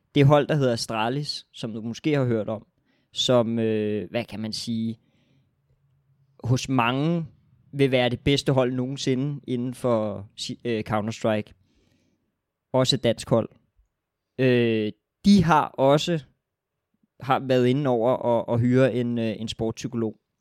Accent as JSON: {"language": "Danish", "country": "Denmark"}